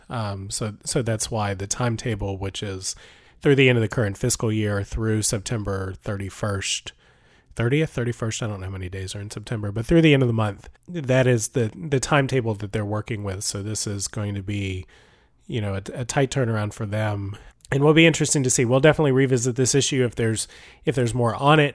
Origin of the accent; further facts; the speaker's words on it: Cherokee County, Georgia, United States; I grew up in Cherokee County